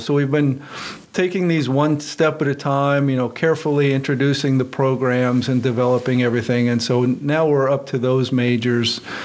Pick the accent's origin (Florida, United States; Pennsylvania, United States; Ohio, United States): Pennsylvania, United States; Western; moved away as an adult; also born or lived in California; I grew up in Western Pennsylvania